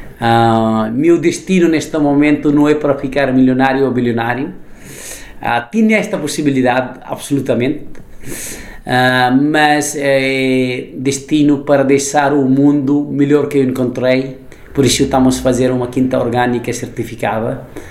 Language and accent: Portuguese; Nepal; Portuguese is a second language; also born or lived in Germany / Italy; now in Lisbon, Portugal; nasci no Nepal